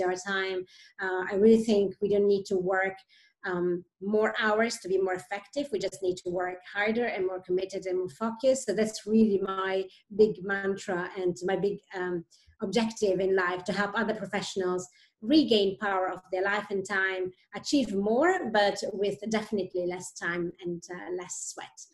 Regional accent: Italy; moved away as an adult; also born or lived in Switzerland; now in Sweden; I am originally from Italy, actually, and left Italy um, 16 years ago lived many years in Switzerland

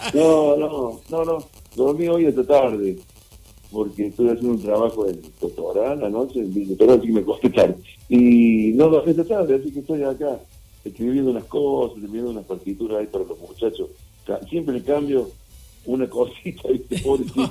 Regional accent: Córdoba, Argentina; soy muy cordobés

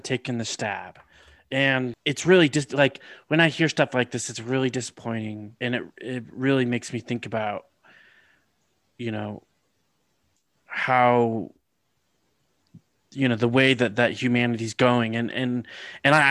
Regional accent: California, United States; I grew up in California, so we definitely had earthquakes.

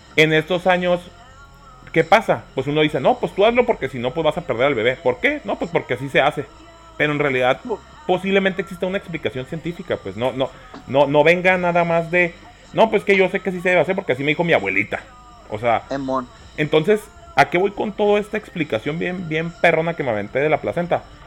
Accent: Mexico; aquí en México vivimos en ese sistema

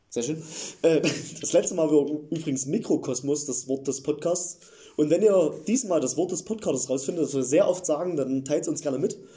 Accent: Eilenburg, Saxony, Germany; Ich komme aus der Nähe von Leipzig

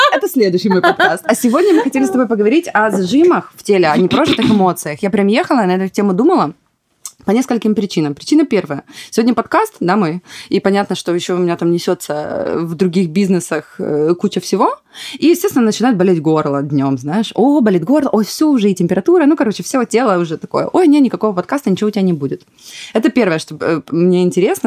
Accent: Ukraine; moved away; Я предприниматель, украинка

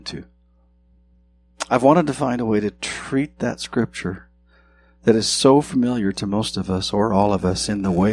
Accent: southwestern Montana, United States; moved away; I grew up in southwestern Montana

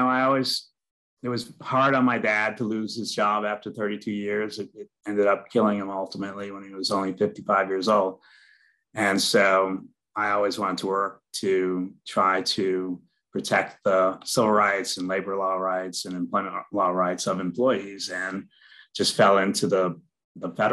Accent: Worcester, Massachusetts, United States; a blue collar kid growing up in Worcester, which is a blue collar town

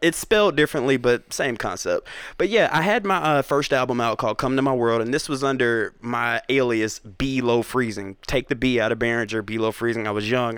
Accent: Atlanta, Georgia, United States; also born or lived in South Carolina / Covington, Georgia; born in South Carolina. Okay. Raised all over Atlanta, but for the majority of my teenage to my adult years, Covington has been my stomping ground

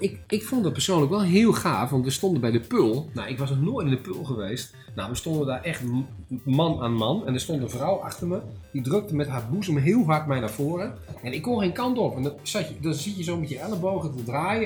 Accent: Drenthe, Netherlands; moved away as an adult; now in Zwolle, Netherlands; waar ik vandaan kom, in, in Drenthe, staan natuurlijk heel veel eh, hunebedden

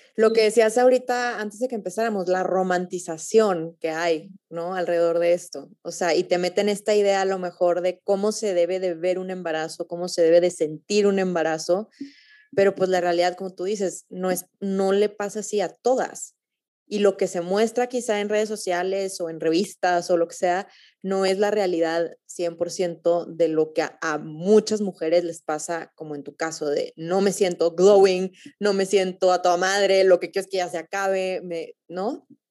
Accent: Torreón, Coahuila, Mexico; también soy de Torreón

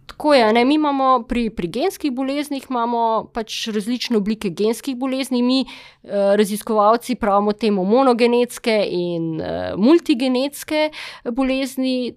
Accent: Slovenia; smo Slovenci e, zelo iznajdljivi pri postavljanju uver

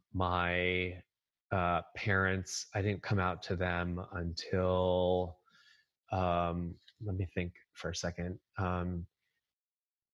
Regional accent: Nutley, New Jersey, United States; moved away as an adult; also born or lived in Rochester, New York; now in Boston, United States; Nutley, which is where Martha Stewart is from

